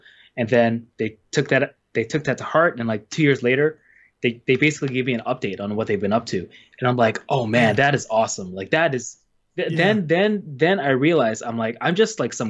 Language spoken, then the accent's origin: English; Canada; moved away as an adult; also born or lived in Gunma, Japan; now in Yokohama, Japan; I'm originally from Canada, and I've been here in Japan for just about 10 years now